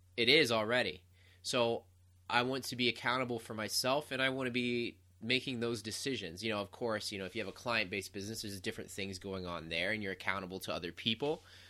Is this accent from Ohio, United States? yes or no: yes; Ohio, United States; moved away as an adult; left my hometown of Ohio